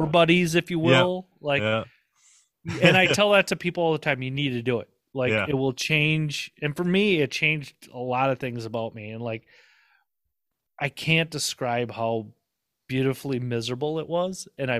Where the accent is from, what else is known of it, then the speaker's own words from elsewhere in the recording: Minnesota, United States; I'm from Minnesota